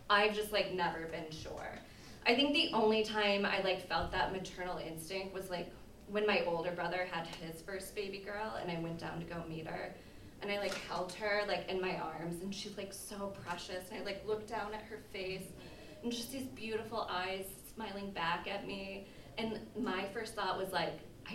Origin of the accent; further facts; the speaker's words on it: Indiana, United States; I grew up in Indiana